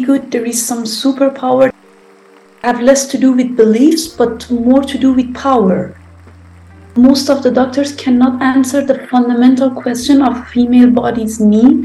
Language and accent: English; Iran; moved away as an adult; now in Germany; I was born and raised in Iran and came to Germany spring of 2013.